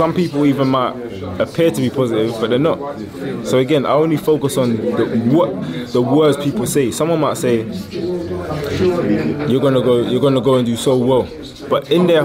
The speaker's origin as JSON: {"language": "English", "region": "London", "country": "United Kingdom", "tie": "born or raised there", "said": "I was born and raised in London"}